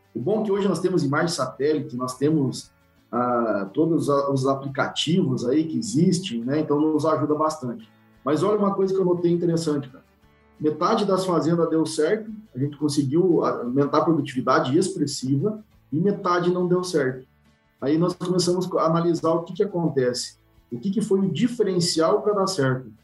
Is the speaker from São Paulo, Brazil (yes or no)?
no; Santo Augusto, Rio Grande do Sul, Brazil; moved away as an adult; also born or lived in Santa Maria; now in Bahia, Brazil; eu sou natural do Rio Grande do Sul, de Santo Augusto, região noroeste do Rio Grande do Sul